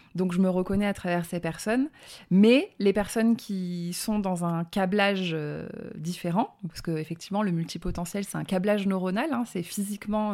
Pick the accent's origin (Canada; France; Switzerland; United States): France; Drôme, Auvergne-Rhône-Alpes; accent: petit accent (southern); also born or lived in Bourgoin-Jallieu, Isère; j'ai grandi dans le sud de la France, dans la Drôme, donc d'où le petit accent